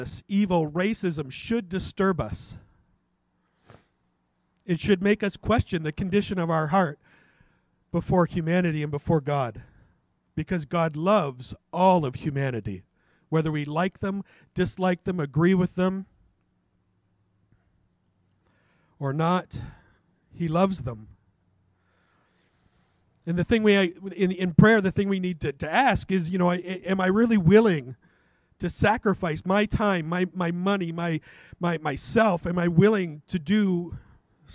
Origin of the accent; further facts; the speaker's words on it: Canada; as a Canadian